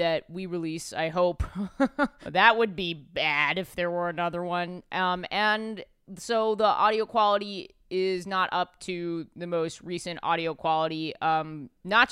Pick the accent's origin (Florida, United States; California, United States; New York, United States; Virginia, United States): New York, United States; New York City; as a New Yorker